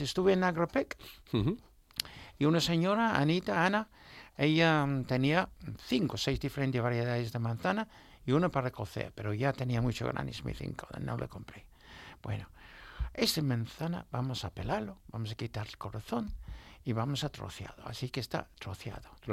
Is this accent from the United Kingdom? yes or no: yes; Newmarket, East of England, United Kingdom; Spanish is a second language; moved away; iba mucho a mi pueblo, a Newmarket